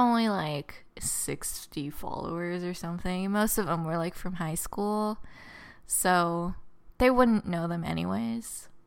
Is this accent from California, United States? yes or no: yes; Southern California, United States; I was from, I'm from Southern California